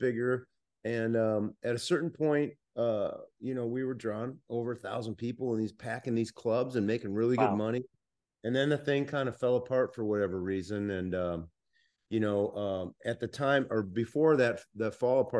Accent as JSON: {"language": "English", "region": "Minnesota", "country": "United States", "said": "I'm from Minnesota"}